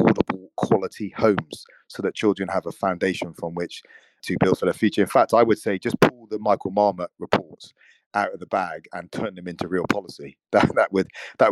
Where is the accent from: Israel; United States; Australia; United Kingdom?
United Kingdom; I'm born in this country. I have a British passport